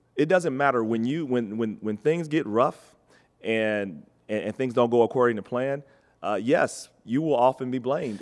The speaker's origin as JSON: {"language": "English", "town": "Cincinnati", "region": "Ohio", "country": "United States", "tie": "born or raised there", "said": "Cincinnati, and I, and, and I love my hometown"}